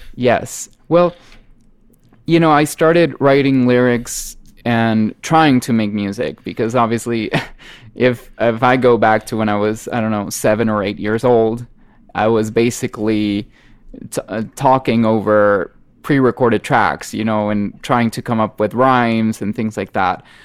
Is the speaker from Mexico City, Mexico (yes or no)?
no; Monterrey, Nuevo León, Mexico; English is a second language; I am Mexican and I am from Monterrey, Mexico, which is in the north, just a few miles away from the Texan border. And uh, I've always grown up in this kind of bicultural region